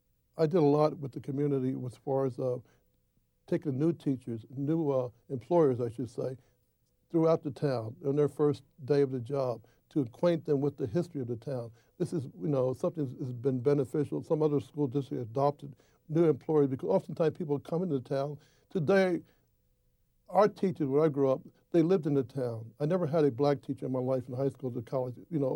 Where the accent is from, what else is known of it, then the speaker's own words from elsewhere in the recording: Norristown, Pennsylvania, United States; Thank God I grew up in an integrated community. My street that I grew up in Norristown had Swedes, had Greeks, Irish, Polish people, Jews, the Gentiles, Italians.